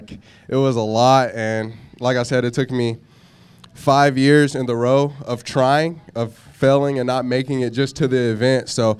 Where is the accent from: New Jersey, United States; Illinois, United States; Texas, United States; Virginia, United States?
Texas, United States; Baytown; I'm from Baytown, Texas. It's about 20 minutes from downtown Houston.